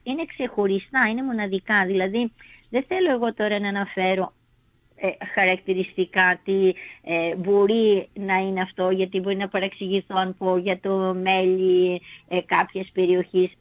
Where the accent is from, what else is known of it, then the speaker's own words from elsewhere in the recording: Samos, North Aegean, Greece; είμαι από τη Σάμο